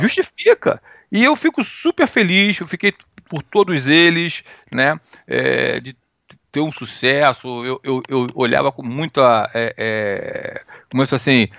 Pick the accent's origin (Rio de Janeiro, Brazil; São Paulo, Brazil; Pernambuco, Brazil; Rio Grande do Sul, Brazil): Rio de Janeiro, Brazil; moved away; also born or lived in United States; eu sou americano, mas meu sangue é brasileiro. Eu tenho nome de gringo, mas eu sou carioca